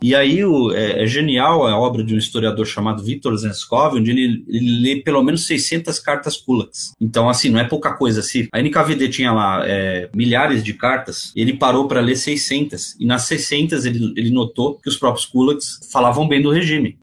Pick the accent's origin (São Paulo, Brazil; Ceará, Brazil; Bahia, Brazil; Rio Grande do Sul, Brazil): São Paulo, Brazil; eu vim da periferia aqui de São Paulo, aquela realidade difícil